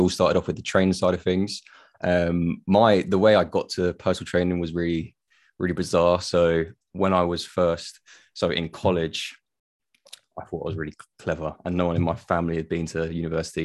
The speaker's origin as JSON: {"language": "English", "area": "Tenerife", "region": "Canary Islands", "country": "Spain", "said": "I'm from Tenerife."}